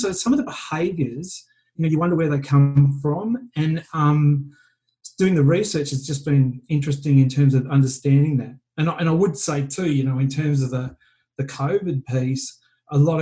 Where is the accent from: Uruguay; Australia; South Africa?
Australia; now in Vancouver, Canada; being an Aussie expat